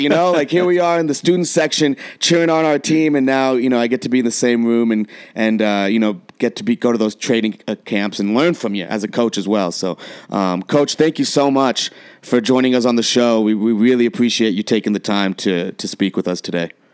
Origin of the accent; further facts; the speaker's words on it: San Diego, California, United States; now in Colorado, United States; I was born in San Diego